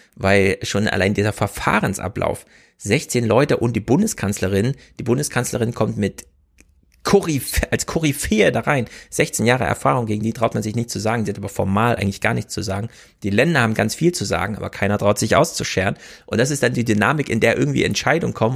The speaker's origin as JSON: {"language": "German", "region": "Thuringia", "country": "Germany", "tie": "born or raised there", "moved": "yes", "lives_now": "Hesse, Germany", "said": "Thüringen telefoniert, meiner Heimat"}